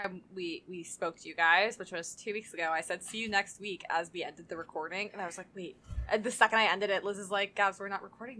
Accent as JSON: {"language": "English", "region": "the South", "country": "United States", "accent": "Southern", "said": "I don't have a Southern accent, right? But I was like, I guess when I say some words that have like that long A, there's like, I draw it out more, and that's because I'm from the South."}